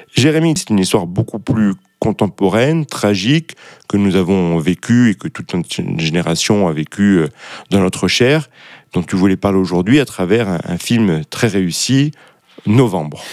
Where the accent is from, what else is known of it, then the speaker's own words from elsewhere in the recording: France; en tant que Français